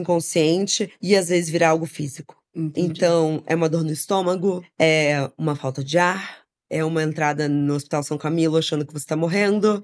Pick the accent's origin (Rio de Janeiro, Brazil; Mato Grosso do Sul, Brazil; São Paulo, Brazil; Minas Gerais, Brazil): Rio de Janeiro, Brazil; Crescemos no Rio de Janeiro